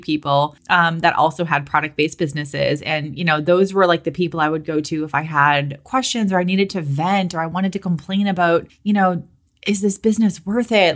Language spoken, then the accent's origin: English; Boston, Massachusetts, United States; moved away as an adult; also born or lived in California; I'm from Boston